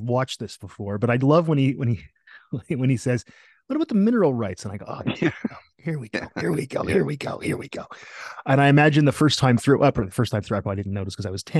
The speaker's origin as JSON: {"language": "English", "region": "Oklahoma", "country": "United States", "said": "I'm from Oklahoma. That's oil country."}